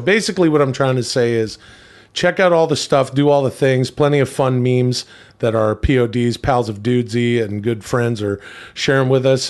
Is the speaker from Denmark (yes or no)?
no; Canada; of Italian descent growing up in Canada